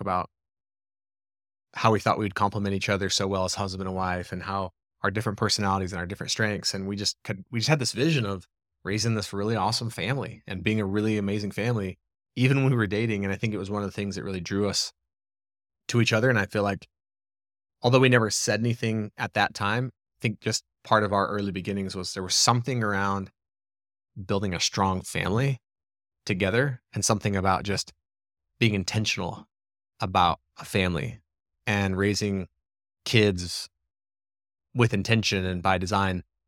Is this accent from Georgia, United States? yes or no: no; small town in southeastern Arizona, United States; also born or lived in Gilbert, Arizona; this cool little town in southeastern Arizona